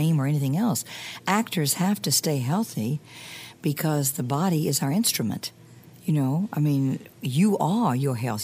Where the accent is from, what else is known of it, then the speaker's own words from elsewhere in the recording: Mississippi, United States; I'm from Mississippi